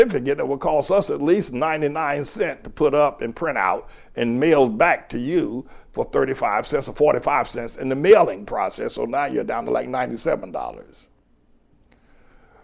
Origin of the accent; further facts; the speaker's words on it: North Carolina, United States; moved away as an adult; now in New York, United States; I grew up in North Carolina in the 50s and the 60s